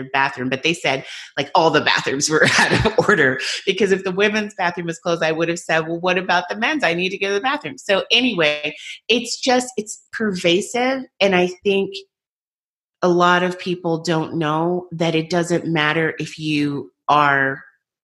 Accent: United States; I'm American

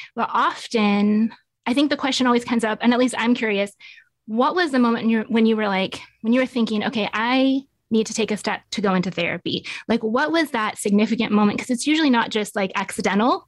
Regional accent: Nevada, United States; moved away as an adult; now in Tulsa, United States; So, I grew up in Nevada and moved out to Tulsa about twelve years ago

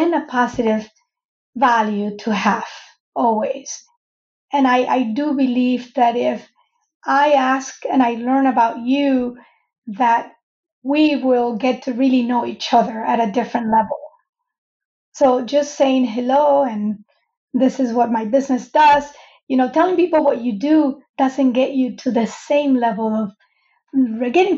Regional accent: Venezuela; moved away as an adult; I grew up in Venezuela, by the way. I came here to go to college

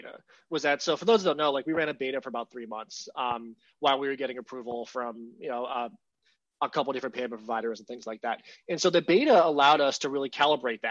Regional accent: Pittsburgh, Pennsylvania, United States; I grew up in Pittsburgh

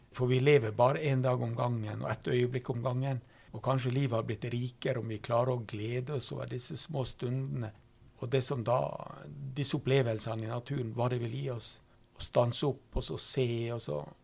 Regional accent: Norway; first language Norwegian; Jeg har ikke valgt mitt norske språk sjøl, som er mitt morsmål

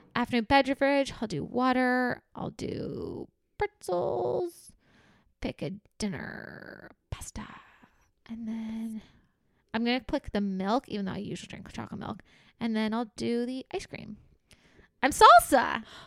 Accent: Canada; we're Canadian

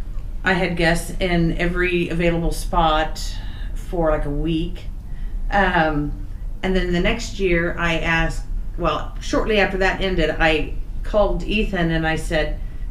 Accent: Olathe, Kansas, United States; to Kansas, to my hometown of Olathe

